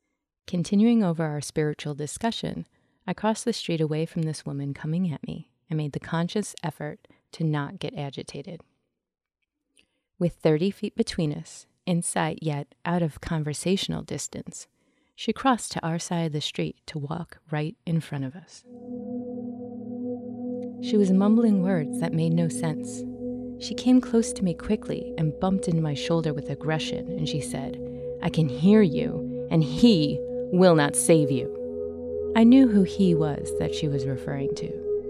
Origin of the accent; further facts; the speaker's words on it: Chicago, Illinois, United States; So, I'm originally from Chicago, and I can tell you this. The whole place is haunted.